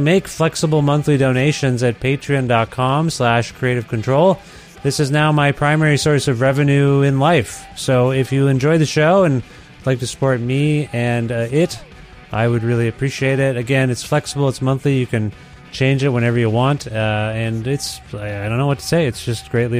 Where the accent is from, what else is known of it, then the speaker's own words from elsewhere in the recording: Ontario, Canada; now in Edmonton, Canada; I'm in Edmonton, Alberta now. I'm from Ontario originally